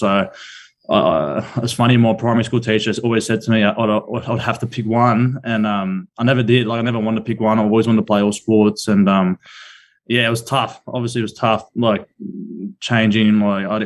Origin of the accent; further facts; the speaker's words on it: Penrith, New South Wales, Australia; also born or lived in Coogee; I grew up out in Glenmore Park out west.